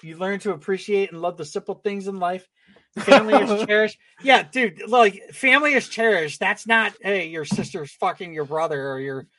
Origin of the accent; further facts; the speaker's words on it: Connecticut, United States; I'm actually from Connecticut